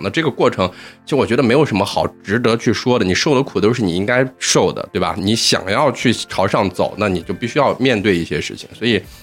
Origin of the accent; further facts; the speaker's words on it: Xi'an, Shaanxi, China; moved away as an adult; now in Shanghai, China; 我是西安本地土生土长的西安人，但是现在在上海务工